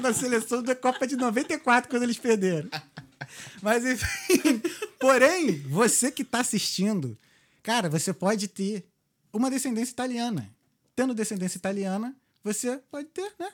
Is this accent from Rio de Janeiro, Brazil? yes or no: yes; Rio de Janeiro, Brazil; now in Dublin, Ireland; Carioca, flamenguista, com muito orgulho